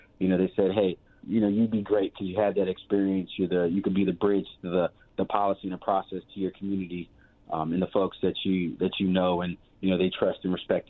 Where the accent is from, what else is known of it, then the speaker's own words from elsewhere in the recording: Virginia House District 95, United States; I went to elementary school in the district, went to middle school, and I graduated from Tallwood High School